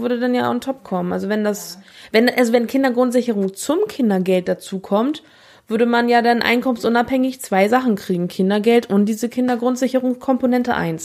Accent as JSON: {"language": "German", "region": "West Germany", "country": "Germany", "said": "wir als Westdeutsche"}